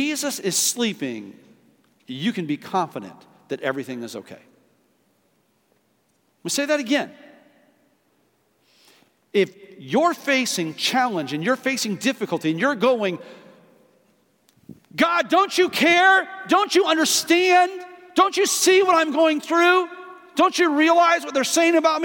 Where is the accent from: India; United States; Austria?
United States; Midwest; moved away; I grew up in two areas. I grew up in the Midwest